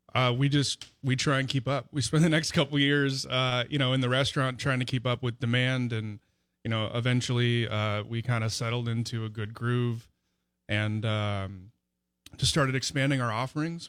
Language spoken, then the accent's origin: English; Los Angeles, California, United States; moved away as an adult; also born or lived in San Diego, California; now in Vicksburg, United States; I'm from Los Angeles originally.